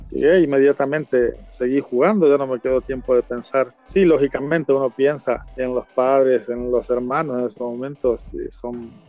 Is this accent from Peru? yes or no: no; Argentina; now in El Salvador; lógicamente yo como, como argentino tengo que ser un embajador de mi país y tratar de, cultivar buenas costumbres y las amistades, ¿verdad?